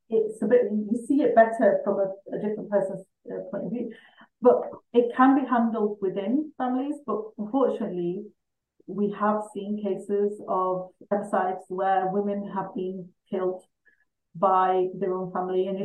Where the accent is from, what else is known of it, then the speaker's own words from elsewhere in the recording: England, United Kingdom; I'm a British Pakistani.